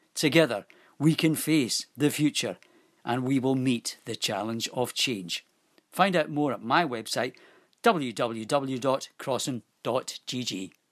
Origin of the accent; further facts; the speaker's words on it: Scotland, United Kingdom; now in Guernsey; I was born in Scotland, but I'm married to a local girl and I've lived in Guernsey nearly 30 years.